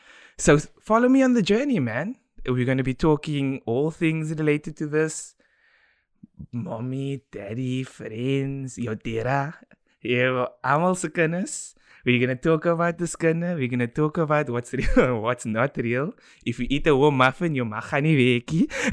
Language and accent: English; South Africa; So growing up in Democratic South Africa, I was given a platform to thrive due to the decisions that my parents made.